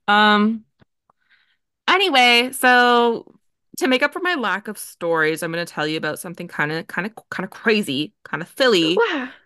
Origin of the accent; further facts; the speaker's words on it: Canada; accent: Canadian; we're both from Canada